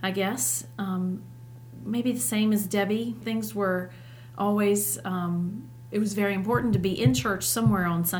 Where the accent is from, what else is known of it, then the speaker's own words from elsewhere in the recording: Harrisonburg, Virginia, United States; also born or lived in Staunton, Virginia; I am a local girl. I have lived between Stanton and Harrisonburg, somewhere in that vicinity all of my life.